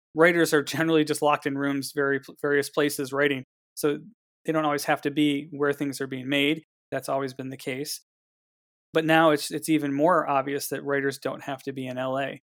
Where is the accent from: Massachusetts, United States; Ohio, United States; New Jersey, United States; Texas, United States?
Ohio, United States; Cleveland; now in Los Angeles, United States; being from Cleveland